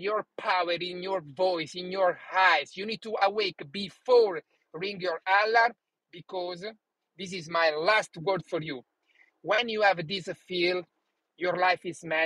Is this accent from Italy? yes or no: yes; Italy; English is a second language; moved away as an adult; now in United States; When I started to live in USA, I didn't speak one word in English.